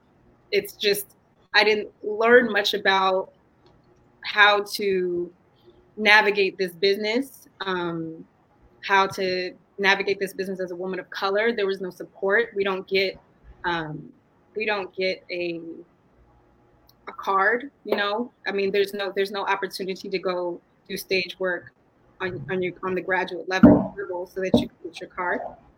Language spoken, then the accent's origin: English; Atlanta, Georgia, United States; moved away as an adult; now in New York, United States; So I come from Atlanta and went to all black schools, most of my grade school. I hopped from New York to here, but I was mainly rooted there.